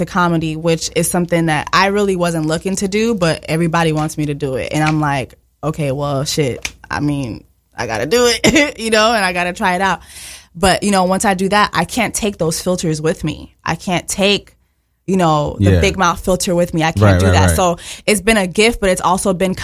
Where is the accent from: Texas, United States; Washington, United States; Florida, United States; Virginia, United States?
Florida, United States; Miami; English is a second language; moved away as an adult; also born or lived in Montreal, Canada; now in New York, United States; I was born in Montreal, Canada, but I was raised in Miami